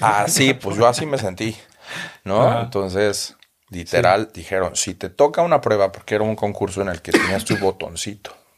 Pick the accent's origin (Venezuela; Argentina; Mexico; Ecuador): Mexico; moved away as an adult; now in Berlin, Germany; yo soy el gordito mexicano